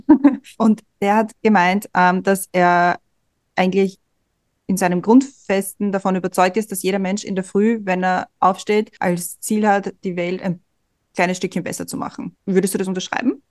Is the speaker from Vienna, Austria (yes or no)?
yes; Vienna, Austria; wir kommen ja alle drei aus Simmering